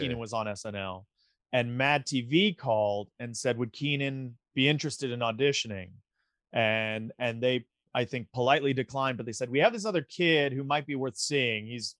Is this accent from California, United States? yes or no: yes; Big Bear Lake, California, United States; also born or lived in Culver City, California / Manhattan Beach, California / Redondo Beach, California / Los Angeles, California; Born and raised in Los Angeles area, born in Culver City. My parents lived down in like Manhattan, Redondo Beach. And we were there till I was 7. And then I moved to Big Bear, California for like 2nd grade till 9th grade